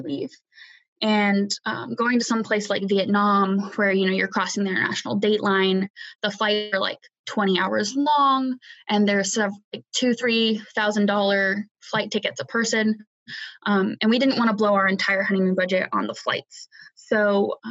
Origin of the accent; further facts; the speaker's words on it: United States; where I grew up at home in the States.